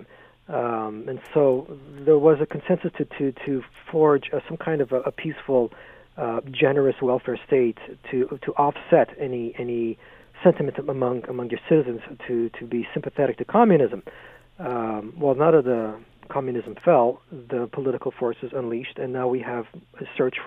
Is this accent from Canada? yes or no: yes; Canada; being Canadian